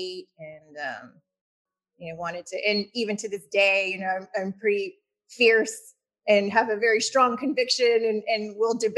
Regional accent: Houston, Texas, United States; I was born and raised in Houston, Texas. So I'm a local.

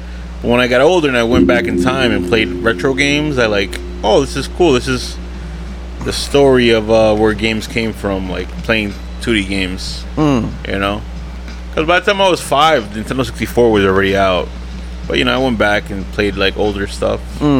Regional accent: Paterson, New Jersey, United States; I'm from Paterson.

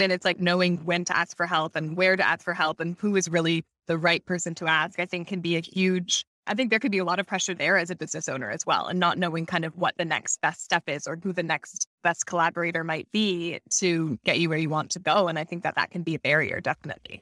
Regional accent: Canada; moved away as an adult; also born or lived in Hamilton, Ontario; we're originally from Canada, like, we started our business in Hamilton, which is small town outside of Toronto

